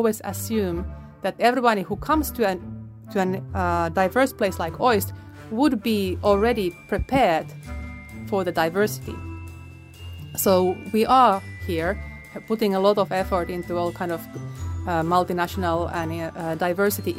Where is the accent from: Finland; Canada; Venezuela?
Finland; now in Okinawa, Japan; born in Finland, grew up in Finland. I'm half Polish though